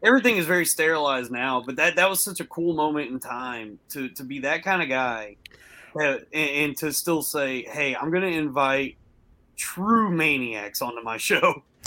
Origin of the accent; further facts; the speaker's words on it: the South, United States; I was, I was raised up in the South